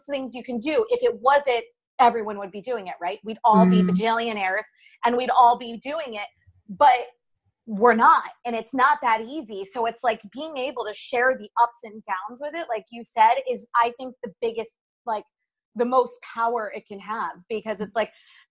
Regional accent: New York, United States; I'm a New Yorker through and through.

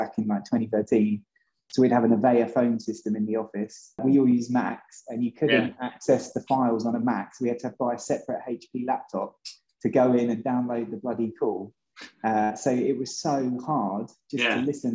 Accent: England, United Kingdom; moved away as an adult; also born or lived in Boston; being English myself

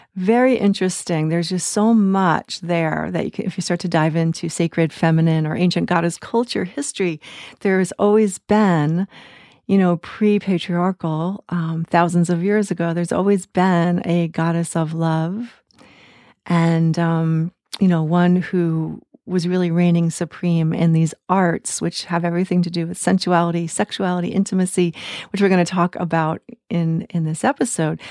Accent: United States; I grew up in the United States in the nineteen seventies

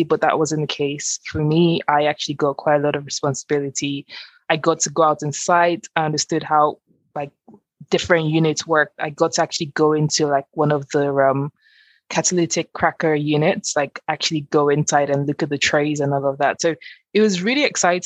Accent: Nigeria; moved away; I grew up in Nigeria, which is obviously an oil producing country

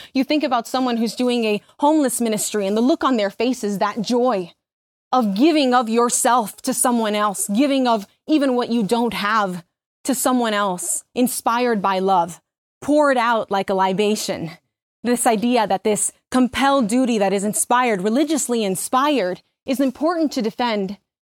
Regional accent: Mexico; moved away; also born or lived in Miami; When I first came to this country, I was born in Mexico. I lived in Miami.

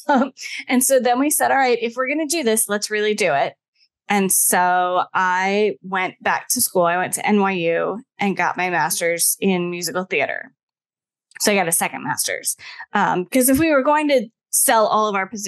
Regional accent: Ohio, United States; I am originally from Ohio

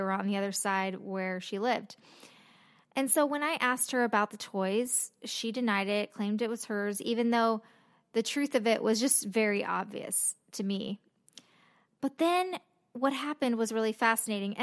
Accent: Los Angeles, California, United States; I grew up in Los Angeles

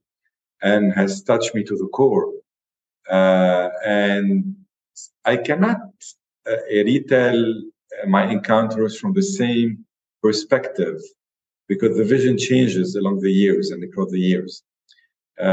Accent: Lebanon

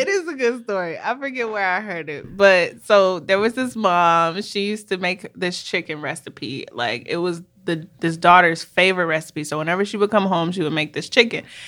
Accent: Minneapolis, Minnesota, United States; moved away as an adult; also born or lived in Washington, D.C.; we're actually sisters, and we were born and raised in Minneapolis, Minnesota

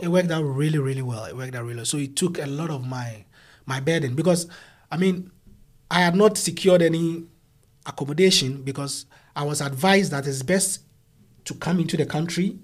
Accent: Ghana; moved away as an adult; now in Sydney, Australia; I come from Ghana

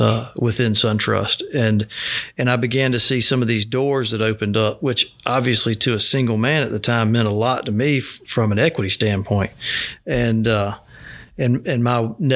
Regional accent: Albany, Georgia, United States; So it was a fairly adventurous youth, but nothing atypical of a typical Southwest Georgia family. My father was a director of finance for the city of Albany.

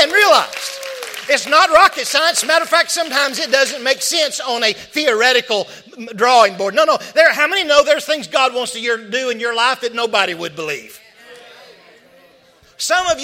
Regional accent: Arkansas, United States; I'm from Arkansas

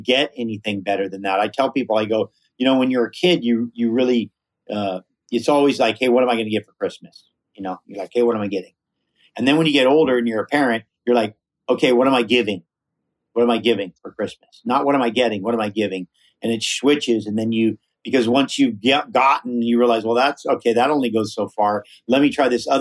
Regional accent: Hawaii, United States; growing up in Hawaii with kind of more of a Polynesian philosophy

